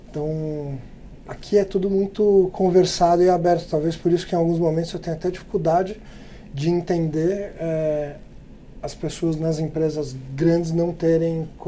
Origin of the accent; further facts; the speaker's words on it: Brazil; porque a gente é brasileiro.